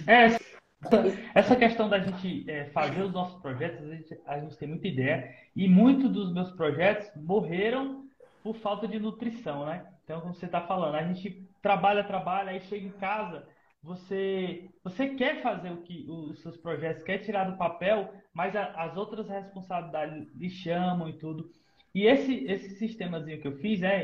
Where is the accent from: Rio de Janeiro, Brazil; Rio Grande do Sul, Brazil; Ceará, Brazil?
Ceará, Brazil; eu sou do Ceará